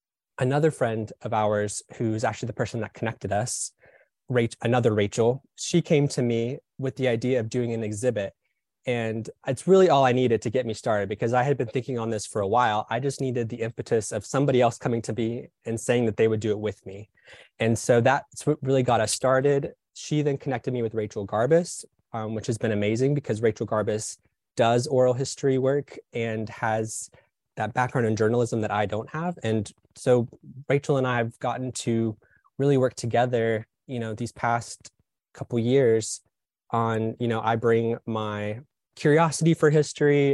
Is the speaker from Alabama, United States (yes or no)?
yes; Birmingham, Alabama, United States; now in Atlanta, United States; I grew up in Birmingham, Alabama